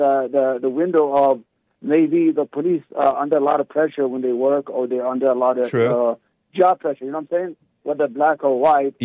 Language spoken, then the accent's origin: English; New York City, New York, United States; also born or lived in Yemen; I grew up in New York City, and I had a lot of interaction with police as a youngster. I was a bad kid.